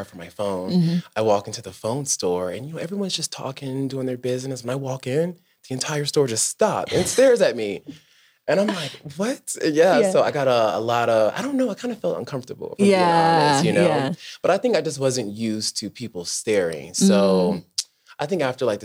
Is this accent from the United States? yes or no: yes; United States; moved away as an adult; growing up in the States, like being Black